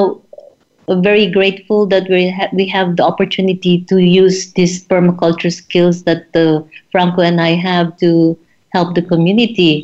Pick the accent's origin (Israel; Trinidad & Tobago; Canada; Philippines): Philippines; also born or lived in South America / Germany; now in Zanzibar, Tanzania; I come from the Philippines, and I lived in South America, and then in Germany.